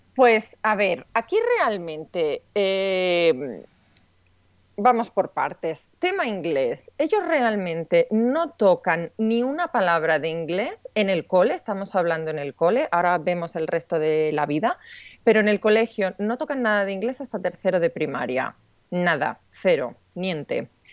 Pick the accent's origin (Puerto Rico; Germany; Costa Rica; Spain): Spain; moved away as an adult; also born or lived in Switzerland; se entera que yo soy española